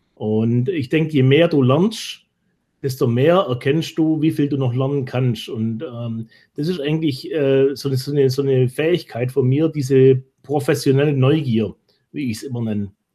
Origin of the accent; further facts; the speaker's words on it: Germany; als Deutsche